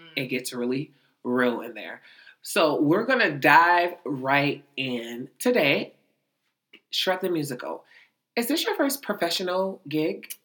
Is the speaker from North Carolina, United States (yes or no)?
no; Youngstown, Ohio, United States; Youngstown, Ohio